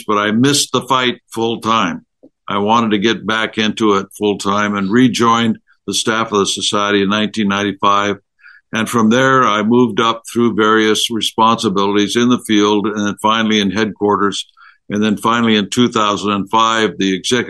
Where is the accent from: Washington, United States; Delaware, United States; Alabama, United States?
Washington, United States; in my home state